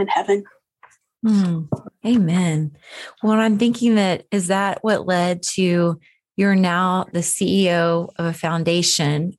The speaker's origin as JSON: {"language": "English", "town": "Bristow", "region": "Oklahoma", "country": "United States", "tie": "born or raised there", "said": "We both graduated from Bristow High School"}